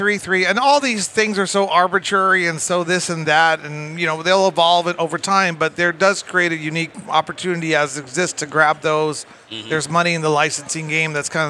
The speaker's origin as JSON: {"language": "English", "region": "Arizona", "country": "United States", "said": "I'm from Arizona"}